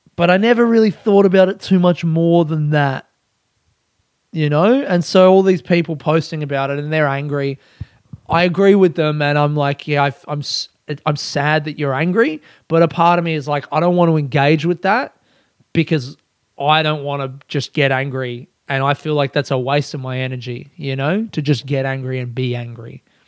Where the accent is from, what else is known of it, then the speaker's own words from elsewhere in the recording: Australia; as an Australian